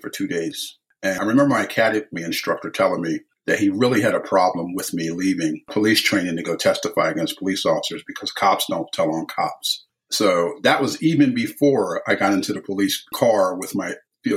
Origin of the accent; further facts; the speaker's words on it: Philadelphia, Pennsylvania, United States; growing up in Philadelphia during the era that I did